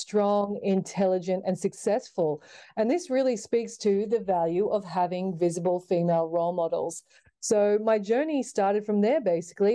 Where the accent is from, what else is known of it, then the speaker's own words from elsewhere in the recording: Sydney, New South Wales, Australia; growing up in Sydney, Australia, like most young girls, uh, started playing netball.